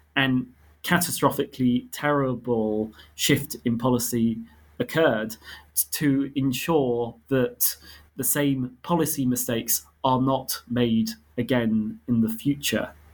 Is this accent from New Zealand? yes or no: no; United Kingdom; I grew up in Britain, but I have ancestry on my mother's side from Armenia and Ethiopia